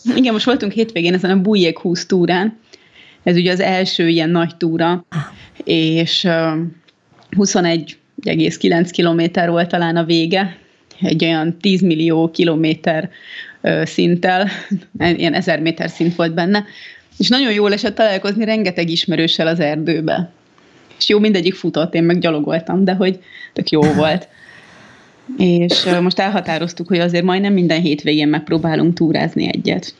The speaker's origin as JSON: {"language": "Hungarian", "region": "Budapest", "country": "Hungary", "tie": "born or raised there", "said": "ez a környék, én itt nőttem fel, most olyanok járnak az edzőterembe, akik egy gyerekkorom óta ismerek"}